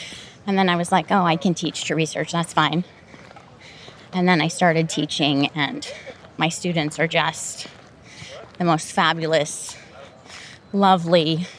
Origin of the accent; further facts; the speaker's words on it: Montana, United States; now in Spokane, United States; where I grew up in Montana.